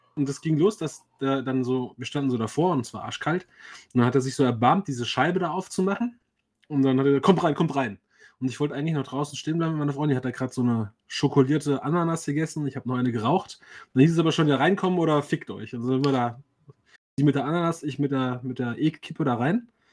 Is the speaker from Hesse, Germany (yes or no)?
yes; Frankfurt, Hesse, Germany; ich bin ja als gebürtiger Frankfurter, der eigentlich eher so aus, aus dem Randbezirk, aus dem Vorort kommt